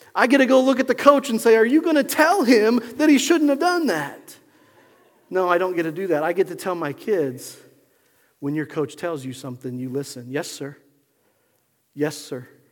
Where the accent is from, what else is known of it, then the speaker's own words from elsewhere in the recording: Pueblo, Colorado, United States; I remember growing up in Pueblo, Colorado.